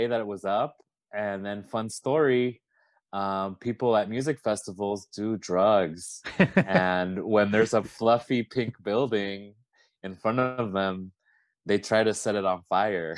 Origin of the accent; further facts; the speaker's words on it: Las Vegas, Nevada, United States; me growing up in Vegas